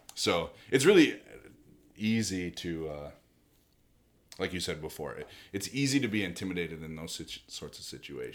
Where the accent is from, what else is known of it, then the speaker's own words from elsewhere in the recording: United States; being an American hunter